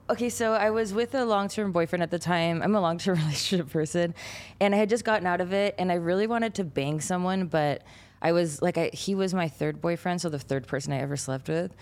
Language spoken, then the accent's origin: English; San Gabriel Valley, California, United States; also born or lived in Pasadena, California / Canada; I grew up in San Gabriel, Valley in California